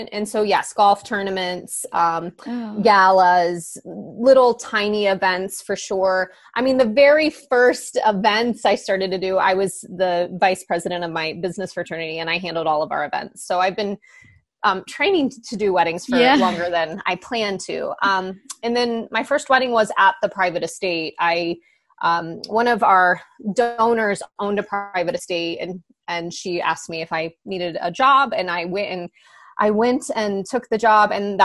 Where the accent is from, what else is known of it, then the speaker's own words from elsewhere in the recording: Missouri, United States; moved away as an adult; also born or lived in Kansas City, Missouri / Hawaii; I'm from a really tiny town, a couple of hours outside of Kansas City, and then I went to college there as well